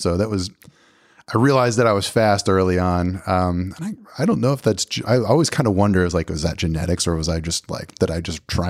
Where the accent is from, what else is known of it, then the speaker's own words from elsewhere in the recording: Pennsylvania, United States; moved away as an adult; You know, I moved from Pennsylvania to Tennessee.